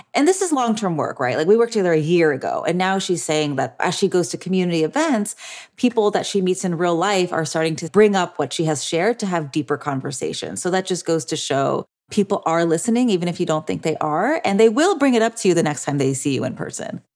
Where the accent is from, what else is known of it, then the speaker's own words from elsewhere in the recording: Orange County, California, United States; here in my hometown of Orange County